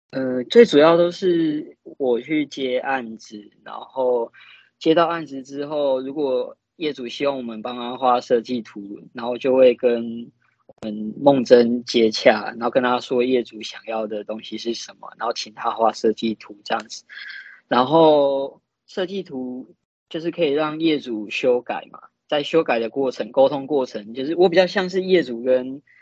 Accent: Yilan, Yilan County, Taiwan; 我们都是来自宜兰

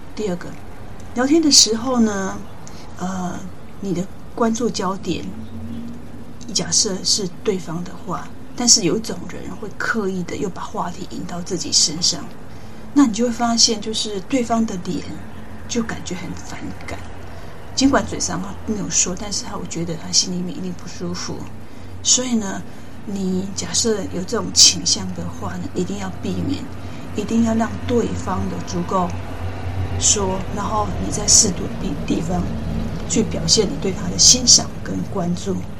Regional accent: countryside in southern Taiwan, Taiwan; moved away as an adult; also born or lived in United Kingdom; 我自己小时候，在乡下长大，呃，爸爸妈妈把握过过多的好，我也没有太多机会去外面，世界。慢慢上的高中，呃，我自己界终于变得比较，哦，跨县市去读一个高中，所以我的，诶，视野也比较，呃，更辽阔。大学之后，在由南部上到北部

